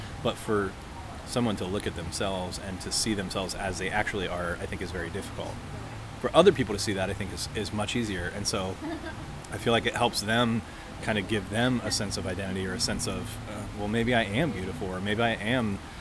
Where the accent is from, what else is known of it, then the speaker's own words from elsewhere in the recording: Ohio, United States; also born or lived in Missouri; I went to school in Missouri and I was from Ohio.